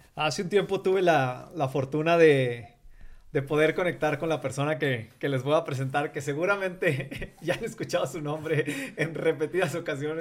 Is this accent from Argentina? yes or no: no; Coahuila, Mexico; yo soy de Coahuila